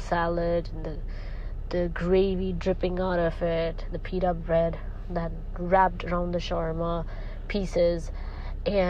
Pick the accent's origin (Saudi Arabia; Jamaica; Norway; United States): Saudi Arabia; I've been in Saudi all my life, and by blood, I'm Pakistani